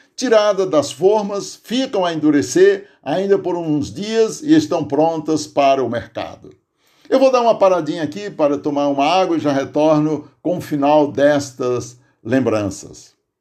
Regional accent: Aurora, Ceará, Brazil; now in Santo André, Brazil; lá em casa, no sítio Tipi, município de Aurora, Ceará, onde nasci

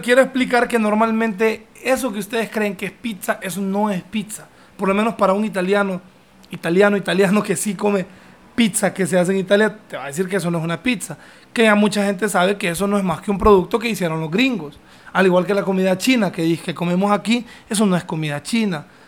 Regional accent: Honduras; also born or lived in London; yo vengo de Honduras

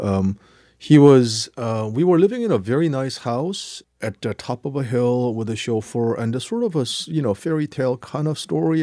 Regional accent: South Korea; English is a second language; moved away; also born or lived in New Jersey, United States / Cambridge, England; learning English in Korea

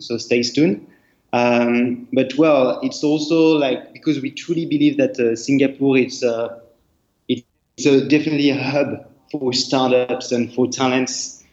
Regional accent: France; accent: French; English is a second language; moved away; I'm not from Asia, I'm, French, uh, as you can see with my accent.

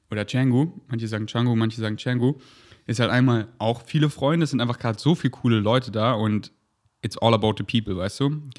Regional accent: Munich, Bavaria, Germany; now in Berlin, Germany; Berlin, das ist meine Base. München ist, wo ich herkomme und das sind meine Wurzeln

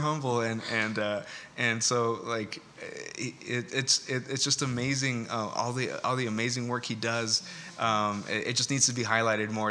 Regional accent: Escondido, California, United States; we're from Escondido

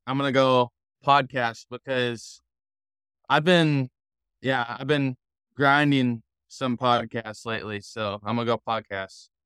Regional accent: Minnesota, United States; growing up in Minnesota

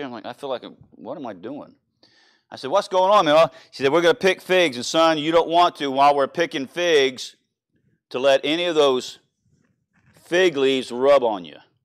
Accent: Louisiana, United States; moved away; also born or lived in El Reno; I'm from Louisiana

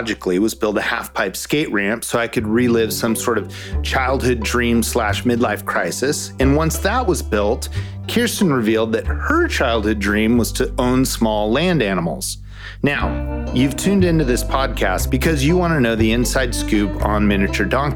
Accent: Southern California, United States; moved away as an adult; also born or lived in Waco, Texas; a kid growing up in Southern California

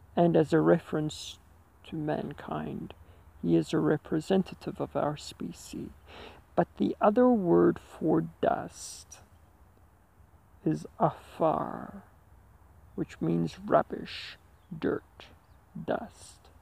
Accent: Heidelberg, Gauteng, South Africa; Driven back to my hometown, Heidelberg

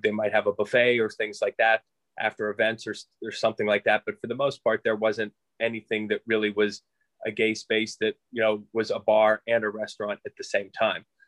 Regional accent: Moon Township, Pennsylvania, United States; also born or lived in Thornburg, Pennsylvania; I'm originally from uh, Moon Township, so out by the airport. Uh, my mother and family still live in the same. Well, my mother now lives in the same house that we grew up

